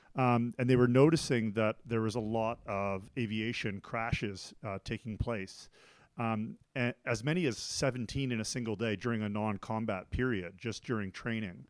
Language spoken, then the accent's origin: English; Canada; moved away as an adult; also born or lived in Taiwan / United States / Thailand / Beijing, China; now in Switzerland; I'm originally from Canada